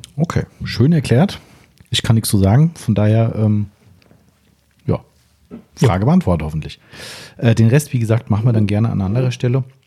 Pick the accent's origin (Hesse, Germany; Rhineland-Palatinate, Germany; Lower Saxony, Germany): Hesse, Germany; Waldems; wir kommen aus Waldems, 1100 Einwohner aus meinem aus Heimatort.